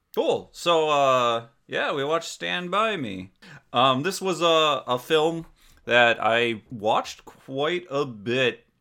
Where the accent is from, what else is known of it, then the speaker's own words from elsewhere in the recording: Door County, Wisconsin, United States; I grew up in Door County, Wisconsin.